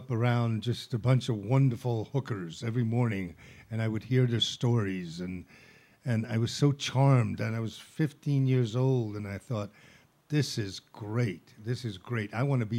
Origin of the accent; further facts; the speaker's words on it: Italy; moved away; also born or lived in Netherlands; I grew up in Italy when prostitution was actually legal